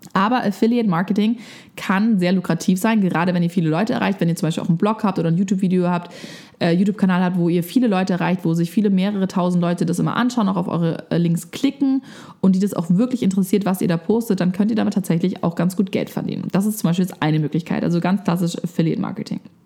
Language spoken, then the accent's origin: German; Germany; bei uns in Deutschland